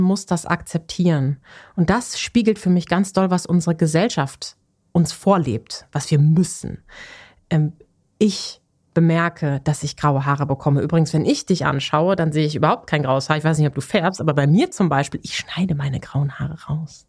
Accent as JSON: {"language": "German", "area": "Ruhr area", "region": "North Rhine-Westphalia", "country": "Germany", "tie": "born or raised there", "said": "Ich komme ja aus dem Ruhrgebiet gebürtig"}